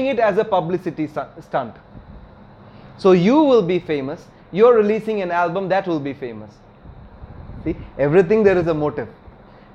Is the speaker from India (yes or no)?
yes; Kerala, India; my hometown in Kerala